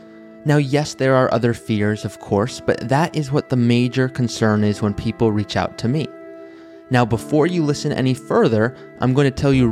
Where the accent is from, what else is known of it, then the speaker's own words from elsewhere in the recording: Malibu, California, United States; I grew up in Malibu, California